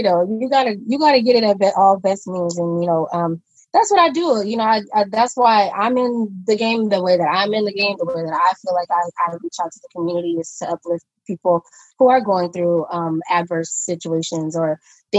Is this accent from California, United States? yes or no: yes; Compton, California, United States; I'm born and raised in Compton, California.